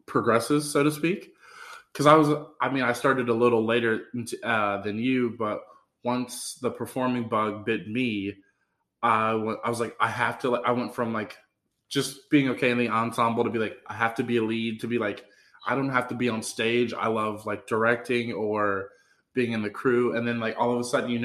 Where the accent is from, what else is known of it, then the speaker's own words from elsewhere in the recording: United States; I was like born in the U.S.